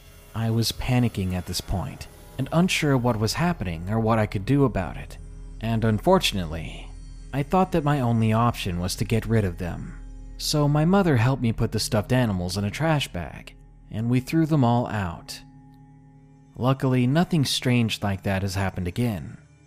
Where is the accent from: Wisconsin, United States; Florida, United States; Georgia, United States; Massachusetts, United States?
Georgia, United States; I didn't want to go back to my home state of Georgia